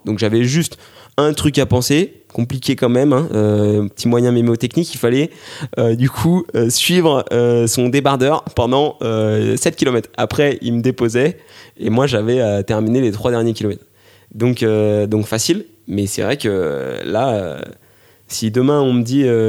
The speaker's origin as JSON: {"language": "French", "town": "Grenoble", "region": "Auvergne-Rhône-Alpes", "country": "France", "said": "je suis grenoblois"}